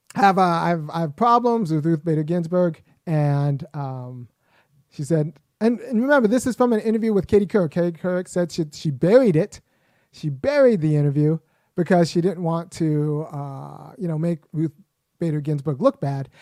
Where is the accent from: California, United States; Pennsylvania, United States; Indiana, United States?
California, United States; Los Angeles; I was born in Los Angeles. I'm American